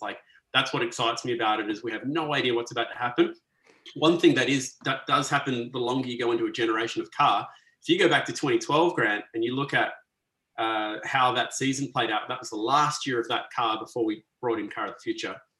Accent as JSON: {"language": "English", "town": "Perth", "region": "Western Australia", "country": "Australia", "tie": "born or raised there", "also_born_or_lived": "Sydney", "moved": "as an adult", "lives_now": "Melbourne, Australia", "said": "I grew up in Perth, uh, so, not, not too so, far from Scarborough."}